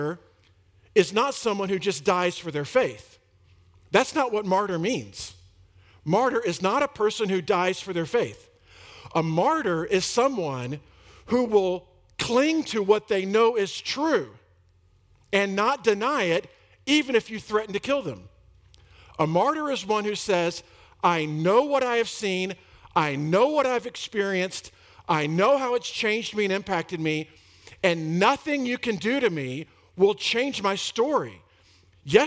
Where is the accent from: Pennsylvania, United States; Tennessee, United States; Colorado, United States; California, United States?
Colorado, United States; I'm from Colorado